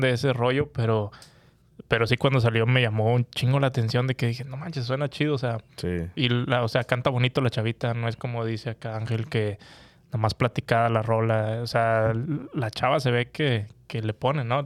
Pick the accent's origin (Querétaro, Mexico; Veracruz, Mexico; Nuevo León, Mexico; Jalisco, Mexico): Nuevo León, Mexico; Monterrey; soy de Monterrey